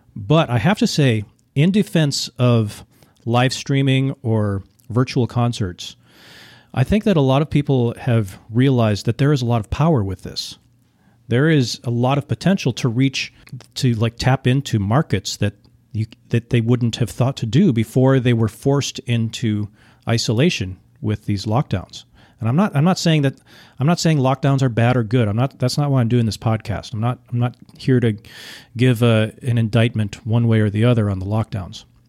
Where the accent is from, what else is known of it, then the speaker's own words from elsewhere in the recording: Minnesota, United States; I grew up in Minnesota